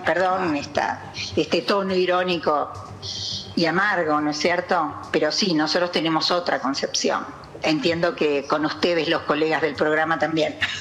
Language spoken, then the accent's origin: Spanish; Jujuy, Argentina; also born or lived in Buenos Aires metropolitan area; now in Buenos Aires, Argentina; yo soy de Jujuy, ¿no? Es decir, eh, casualmente estoy en el área metropolitana